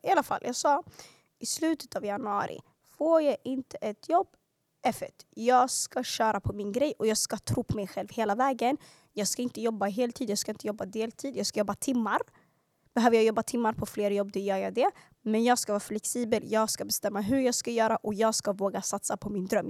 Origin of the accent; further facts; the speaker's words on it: Stockholm, Stockholm County, Sweden; växte upp i Hagsätra och Skärholmen. Yani södra Stockholms förorter